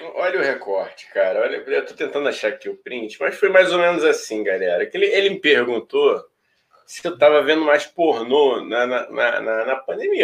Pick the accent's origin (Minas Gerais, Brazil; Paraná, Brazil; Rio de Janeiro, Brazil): Rio de Janeiro, Brazil; nós somos do Rio de Janeiro